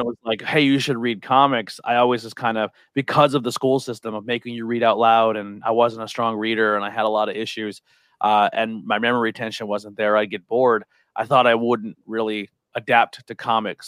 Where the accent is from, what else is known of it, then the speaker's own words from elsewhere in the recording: Shenandoah, Pennsylvania, United States; also born or lived in Mahanoy City; I grew up in Monte City and Shenandoah